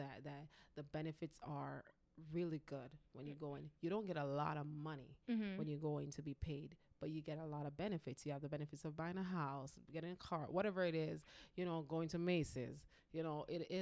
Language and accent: English; Jamaica; moved away as an adult; So we grew up together back in Jamaica